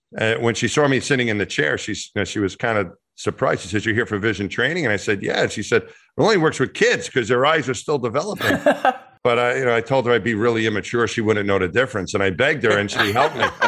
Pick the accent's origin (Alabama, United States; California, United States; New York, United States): New York, United States; Franklin Square; my hometown's Franklin Square, so right outside the Queens border of New York City